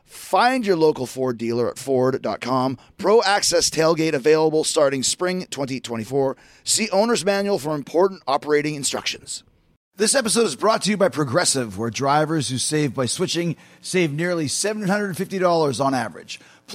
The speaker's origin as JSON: {"language": "English", "town": "Winnipeg", "region": "Manitoba", "country": "Canada", "tie": "born or raised there", "said": "When I was growing up in Winnipeg, anything that Howard Manshine said to me was gospel."}